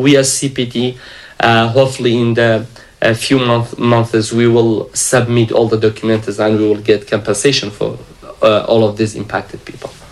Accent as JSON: {"language": "English", "area": "Iraqi Kurdistan", "region": "Kurdistan Region", "country": "Iraq"}